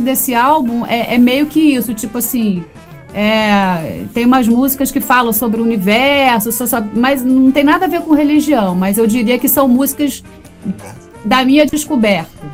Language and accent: Portuguese; Rio de Janeiro, Brazil; eu sou da Barra da Tijuca, do Rio de Janeiro